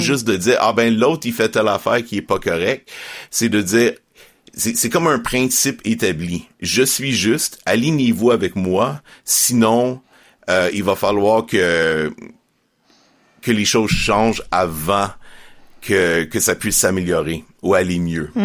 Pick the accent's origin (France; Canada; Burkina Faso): Canada; Estrie, Quebec; moved away as an adult; now in Montreal, Canada; j'ai grandi en Estrie